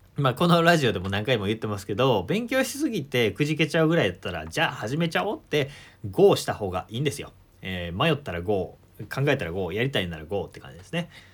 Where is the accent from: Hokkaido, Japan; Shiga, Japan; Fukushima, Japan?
Shiga, Japan; 地元の滋賀県